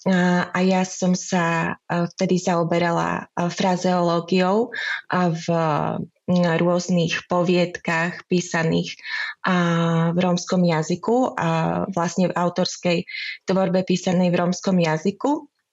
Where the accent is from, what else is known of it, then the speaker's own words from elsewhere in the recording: Košice, Košice Region, Slovakia; moved away as an adult; also born or lived in Prague; now in Czech Republic; Pochádzam z Košíc